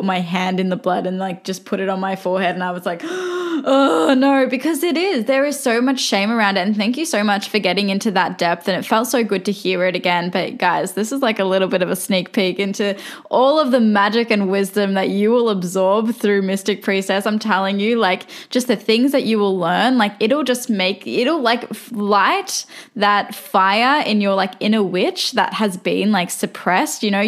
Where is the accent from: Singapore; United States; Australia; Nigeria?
Australia; I'm Australian, but they were both born in Turkey